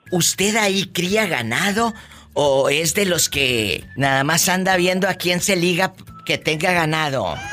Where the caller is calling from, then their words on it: La Cuata, Nayarit, Mexico; Eh, estoy aquí en La Cuata, Nayarit.